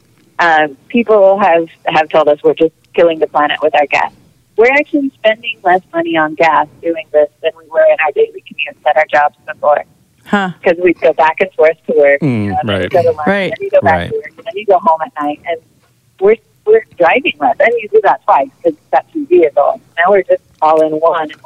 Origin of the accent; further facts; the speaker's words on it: Idaho, United States; we're from Idaho. We don't have Dunkin'. We live in Idaho.